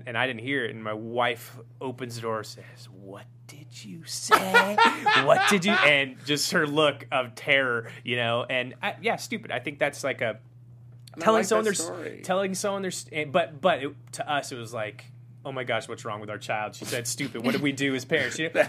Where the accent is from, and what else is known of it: Los Angeles, California, United States